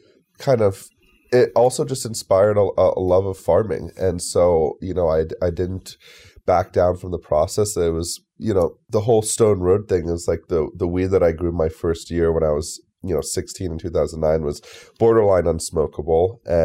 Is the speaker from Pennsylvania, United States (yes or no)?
no; New York, United States; I was kind of a mischievous youth growing up in New York